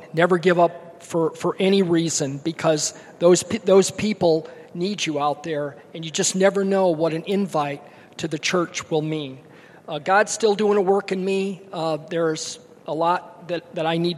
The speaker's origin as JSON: {"language": "English", "town": "Kalamazoo", "region": "Michigan", "country": "United States", "tie": "born or raised there", "said": "I grew up in Kalamazoo, Michigan, wonderful parents"}